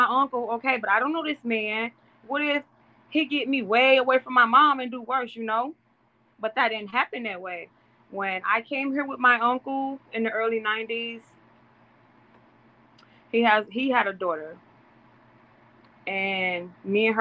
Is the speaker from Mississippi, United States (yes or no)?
yes; Mississippi, United States; now in York, United States; In the South, I'm from Mississippi, born and raised.